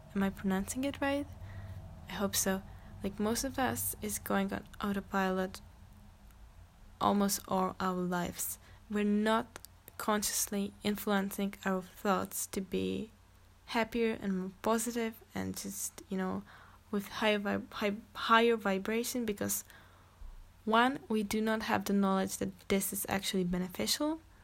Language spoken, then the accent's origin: English; Czechia; English is a second language; I'm actually Czech, like I'm from Czech Republic, so sometimes or most of the time I'm gonna probably struggle with English